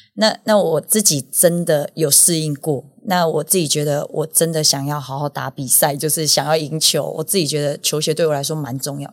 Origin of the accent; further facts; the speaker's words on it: Yunlin County, Taiwan; 我们全部都是云林人，我自己也是，我很以，我自己是云林的